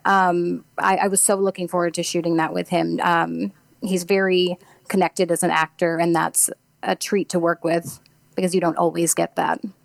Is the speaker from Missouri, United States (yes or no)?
yes; Farmington, Missouri, United States; moved away; I'm from Farmington, Missouri.